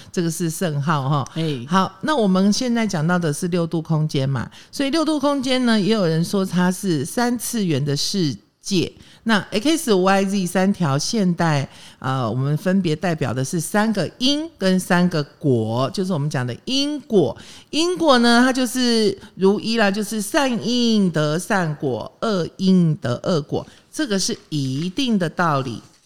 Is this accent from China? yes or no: no; Taiwan; 我呢是眷村小孩长大的